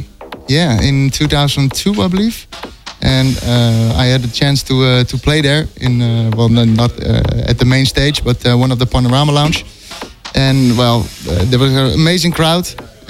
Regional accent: Amsterdam, North Holland, Netherlands; I'm based in Amsterdam, my hometown. And, I'm 30 years old

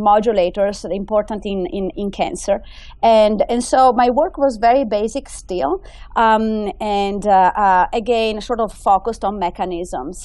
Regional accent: Italy; English is a second language; moved away as an adult; also born or lived in United Kingdom; now in United States; I grew up in Italy

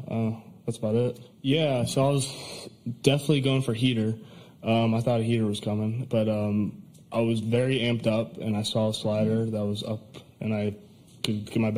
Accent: Tampa, Florida, United States; We're all from Tampa

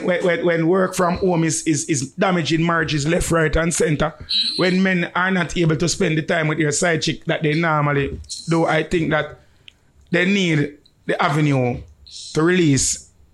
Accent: Jamaica; we as Jamaican

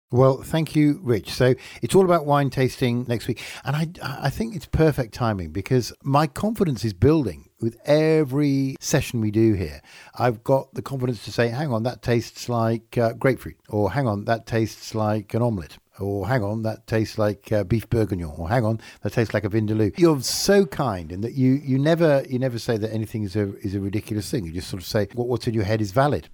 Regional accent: England, United Kingdom; I'm English

